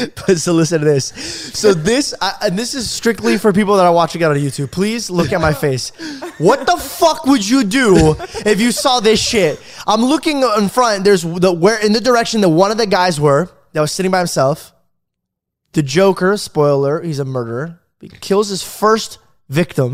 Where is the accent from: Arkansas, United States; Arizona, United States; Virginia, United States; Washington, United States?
Arizona, United States; I grew up in Arizona